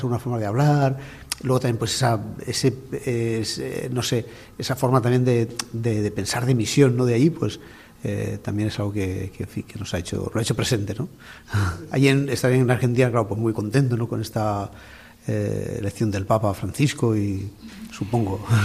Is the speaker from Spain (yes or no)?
yes; Spain; now in Valencia, Spain; nosotros que somos españoles